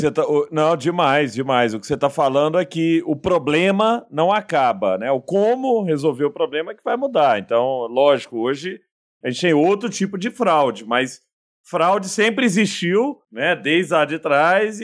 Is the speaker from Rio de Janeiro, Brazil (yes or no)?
no; Araguari, Minas Gerais, Brazil; lá em Araguari, na minha terra natal